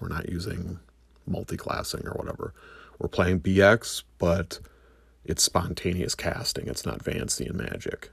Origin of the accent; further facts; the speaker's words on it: United States; I'm an American